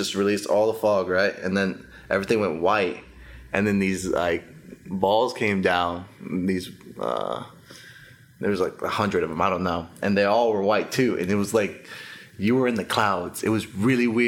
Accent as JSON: {"language": "English", "town": "Dallas", "region": "Texas", "country": "United States", "tie": "born or raised there", "also_born_or_lived": "Costa Rica / Denton, Texas", "said": "I was there till I was 6. And then I moved to Texas and grew up here. I actually grew up in the North Dallas area."}